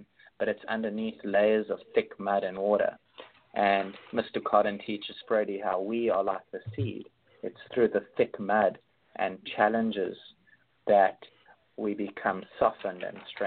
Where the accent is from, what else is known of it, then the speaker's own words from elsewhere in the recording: Johannesburg, Gauteng, South Africa; also born or lived in Cape Town; I grew up in Johannesburg, and then I was living in Cape Town more recently.